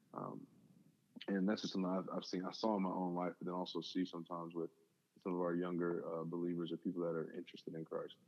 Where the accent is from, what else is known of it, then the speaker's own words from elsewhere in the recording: Houston, Texas, United States; also born or lived in Natchez, Mississippi / South Bend, Indiana; born in Natchez, Mississippi, really small town. Uh, both my parents were there, but I was raised over in Houston